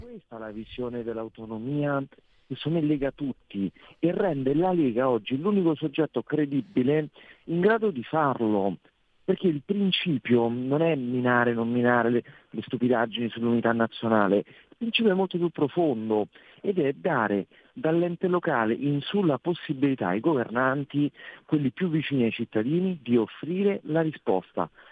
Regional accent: Rome, Lazio, Italy; da romano

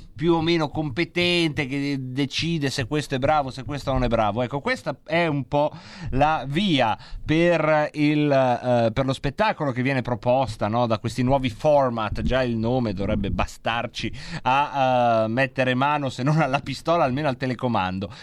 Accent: Lombardy, Italy; Dalle nostre parti si dice se fan

